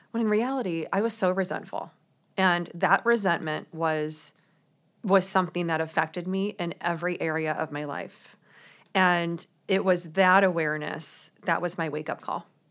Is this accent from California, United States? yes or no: no; St. Louis, Missouri, United States; moved away as an adult; also born or lived in New York City; I grew up in Saint Louis, Missouri